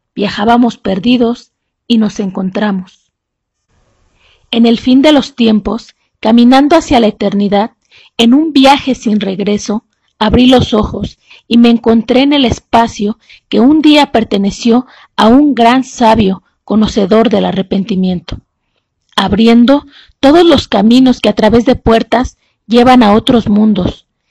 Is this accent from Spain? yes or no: no; San Miguel de Allende, Guanajuato, Mexico; soy de San Miguel de Allende, Guanajuato